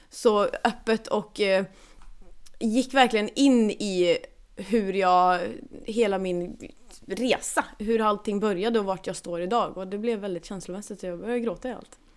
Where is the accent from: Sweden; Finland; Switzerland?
Sweden; Norrland; Alltså vet, som sagt, jag är från Norrland. Mina föräldrar älskar surströmming.